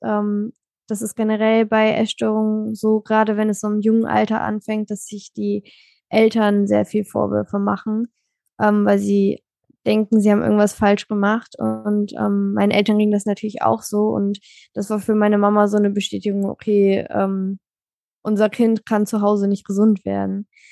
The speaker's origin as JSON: {"language": "German", "country": "Germany", "lives_now": "Hamburg, Germany", "said": "Also ich komme aus Deutschland."}